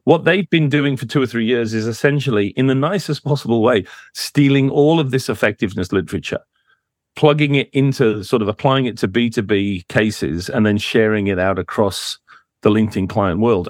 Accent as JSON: {"language": "English", "country": "United States", "tie": "born or raised there", "said": "I grew up in America"}